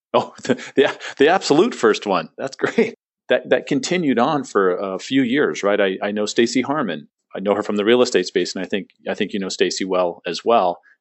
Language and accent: English; San Diego, California, United States; moved away as an adult; also born or lived in Phoenix; I grew up in San Diego.